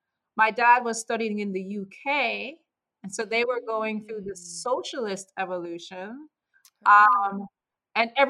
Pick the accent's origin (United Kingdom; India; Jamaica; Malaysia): Jamaica; moved away; me as a kid growing up in Jamaica